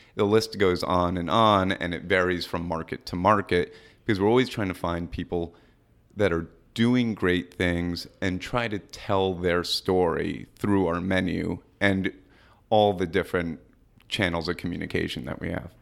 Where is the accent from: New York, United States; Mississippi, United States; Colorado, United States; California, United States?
New York, United States; New York City; also born or lived in Madison, Wisconsin; We're both from New York City